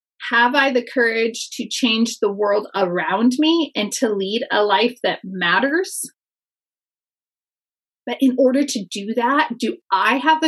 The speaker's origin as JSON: {"language": "English", "area": "near Yosemite Valley", "region": "California", "country": "United States", "tie": "born or raised there", "said": "I spent a lot of time growing up near Yosemite Valley."}